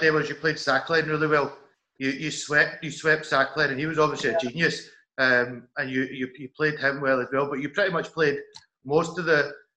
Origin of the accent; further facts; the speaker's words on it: Scotland, United Kingdom; I'm from Scotland, I'm here on tour with the West District